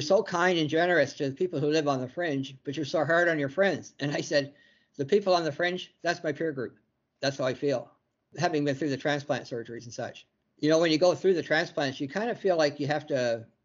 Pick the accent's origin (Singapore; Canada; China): Canada; Chatham, Ontario; also born or lived in Guelph, Ontario; I was born in a little town called Guelph, Ontario. And my family moved to Chatham when we were 5 years old because my father had work here, basically. So I've lived here most of my life